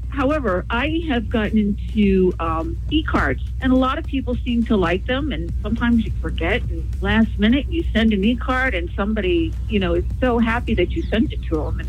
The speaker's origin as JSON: {"language": "English", "town": "Hudson", "region": "New Hampshire", "country": "United States", "said": "from Hudson."}